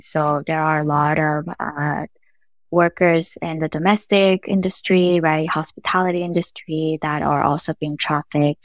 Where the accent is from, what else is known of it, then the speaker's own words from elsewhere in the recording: North Carolina, United States; also born or lived in Los Angeles, California; I was born in L A and raised in North Carolina